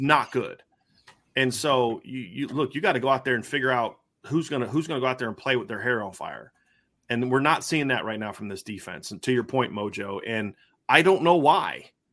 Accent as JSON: {"language": "English", "town": "Lima", "region": "Ohio", "country": "United States", "tie": "born or raised there", "moved": "yes", "lives_now": "Indiana, United States", "said": "where I grew up in Lima, it's like there's the town, and then outside of it's just nothing but farm town"}